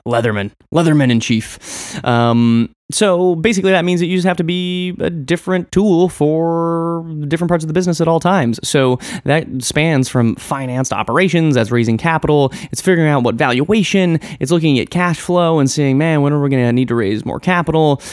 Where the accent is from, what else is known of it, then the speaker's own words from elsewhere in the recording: Western Nebraska, United States; Growing up in Western Nebraska, I was very much an outsider, rebellious type of dude.